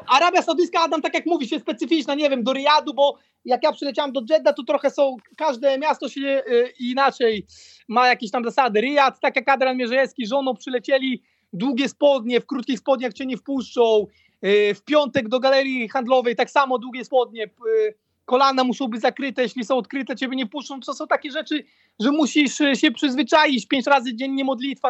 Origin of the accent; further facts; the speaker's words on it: Poland; also born or lived in Croatia; dla nas Polaków